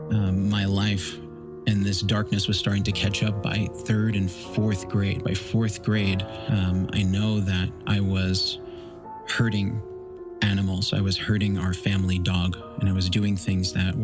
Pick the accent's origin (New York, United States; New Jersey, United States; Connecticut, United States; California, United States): New York, United States; I grew up in New York, born in 1979